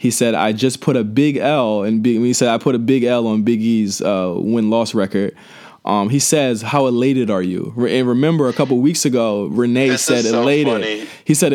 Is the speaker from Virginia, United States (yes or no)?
yes; Norfolk, Virginia, United States; born or raised there